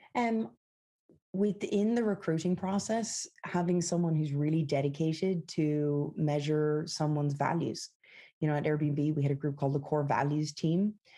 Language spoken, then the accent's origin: English; west of Ireland, Ireland; moved away as an adult; also born or lived in San Francisco; now in United States; I grew up in the west of Ireland